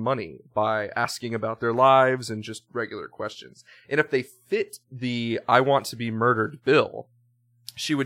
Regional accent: Charleston, South Carolina, United States; my hometown, Steven's hometown, Charleston

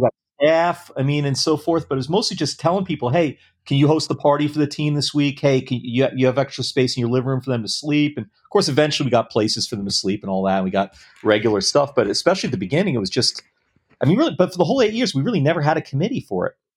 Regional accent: New York City, New York, United States; moved away; I grew up in New York City and then in the suburbs

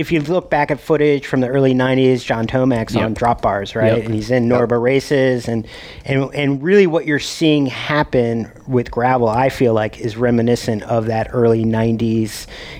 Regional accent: Maryland, United States; moved away; also born or lived in Colorado; I grew up in Maryland. I spent some time, you know, obviously in Virginia during the summers and all that kind of stuff.

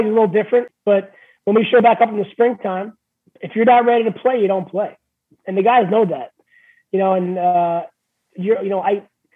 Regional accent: New York City, New York, United States; now in Maine, United States; I'm originally from New York, right? So I'm from Queens

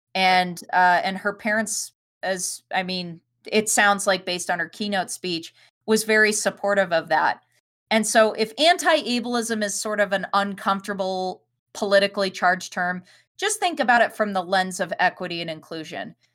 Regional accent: Denver, Colorado, United States; we grew up in Denver

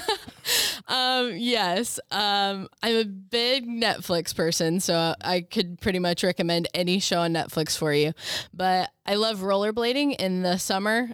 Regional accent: Berne, Indiana, United States; originally from Bern

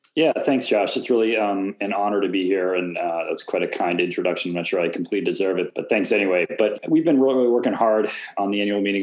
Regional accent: Boston, Massachusetts, United States; I'd go to Fenway because I grew up in Boston

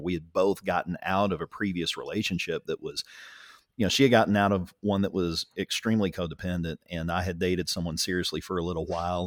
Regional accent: Ringling, Oklahoma, United States; I grew up in Ringling

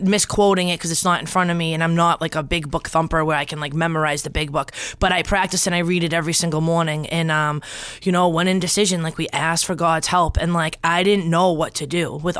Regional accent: Wakefield, Massachusetts, United States; also born or lived in Revere, Massachusetts / Danvers, Massachusetts; I grew up in Wakefield

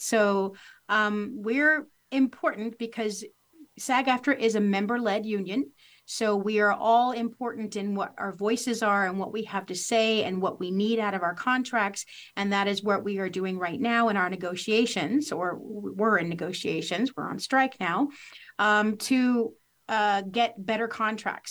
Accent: Missouri, United States; moved away as an adult; also born or lived in Los Angeles; I grew up here in Missouri, went to, to Los Angeles and worked for several years

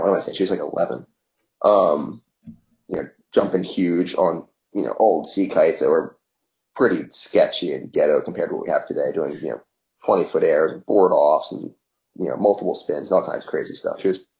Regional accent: Cape May, New Jersey, United States; And I was born in Cape May, New Jersey, and you know, that's where we lived, and that's where my dad learned to sail.

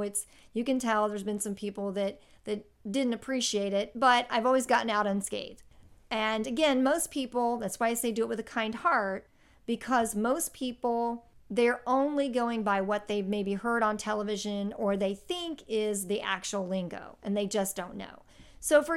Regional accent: Indianapolis, Indiana, United States; my hometown of Indianapolis

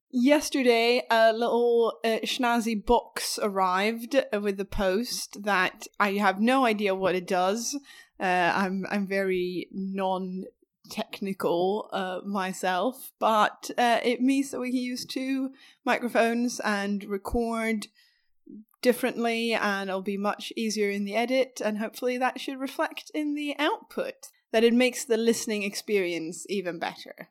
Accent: Skåne, Sweden; accent: skånska; skånska, which is my regional accent that I'm from, from down south

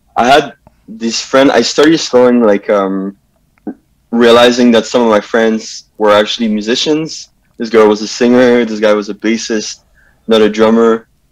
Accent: Montreal, Quebec, Canada; I grew up in uh, Pierrefonds, yeah. West Island

